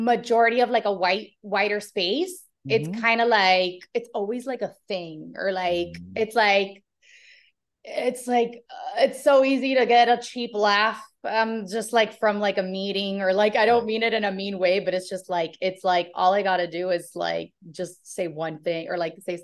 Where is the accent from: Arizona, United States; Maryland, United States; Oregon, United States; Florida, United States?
Florida, United States; Miami; now in Los Angeles, United States; being from Miami